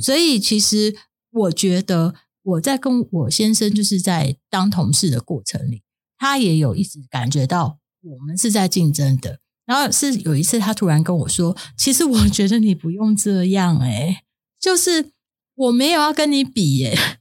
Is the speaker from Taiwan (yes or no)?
yes; Taiwan; 我在眷村长大的